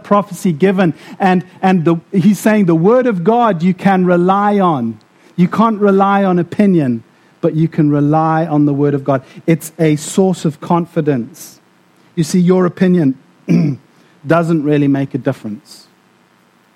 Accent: South Africa; also born or lived in Namibia; now in Scotland, United Kingdom; I grew up in South Africa and Namibia as well

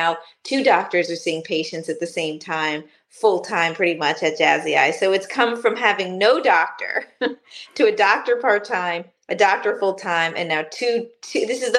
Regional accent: Rockland County, New York, United States; I grew up right outside of New York City. I grew up in Rockland County, just about 25 minutes outside of Manhattan.

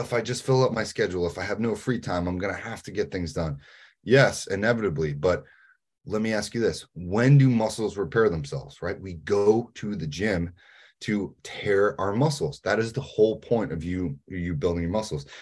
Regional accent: New England, United States; I'm from New England.

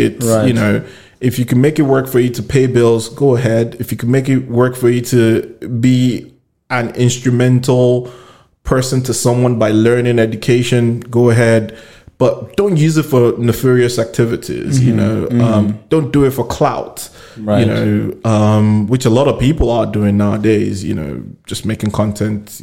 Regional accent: Nigeria; moved away; I come in from Nigeria

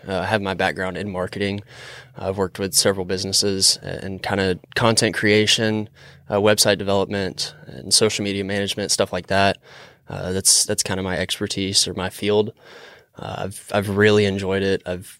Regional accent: South Alabama, United States; also born or lived in Tuscaloosa, Alabama; now in Lake Lanier area, United States; I'm from South Alabama.

